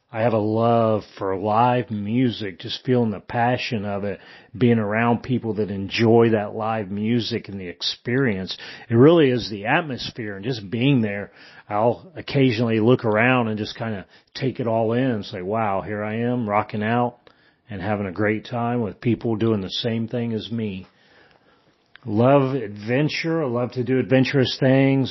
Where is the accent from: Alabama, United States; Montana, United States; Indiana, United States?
Indiana, United States; moved away as an adult; also born or lived in Germany; I am originally from Indiana. I was born and raised there, and I grew up in a small town where everybody knew everybody